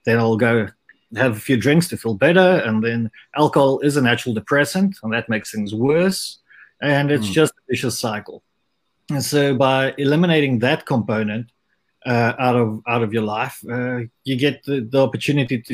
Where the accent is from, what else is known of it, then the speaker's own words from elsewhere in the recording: South Africa; having had the culture of growing up in South Africa